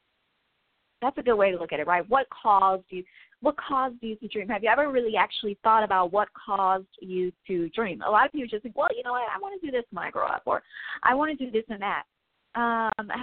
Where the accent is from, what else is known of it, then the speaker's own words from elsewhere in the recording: Midwest, United States; I'm from the Midwest